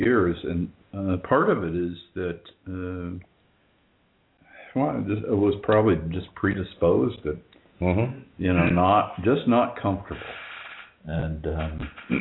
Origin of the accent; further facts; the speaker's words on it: Indiana, United States; I grew up in Indiana